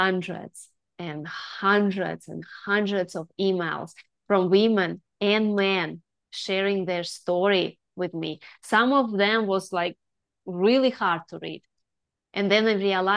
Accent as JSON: {"language": "English", "country": "Russia", "tie": "born or raised there", "moved": "yes", "lives_now": "Melbourne, Australia", "said": "I'm originally from Russia."}